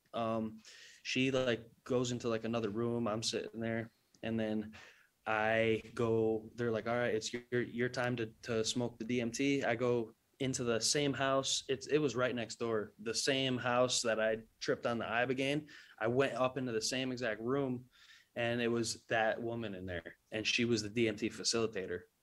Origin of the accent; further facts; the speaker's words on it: New England, United States; I'm, I'm from New England